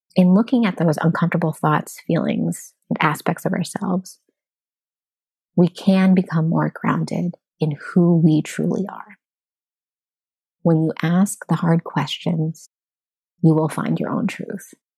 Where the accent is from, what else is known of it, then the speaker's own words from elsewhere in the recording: United States; As an American society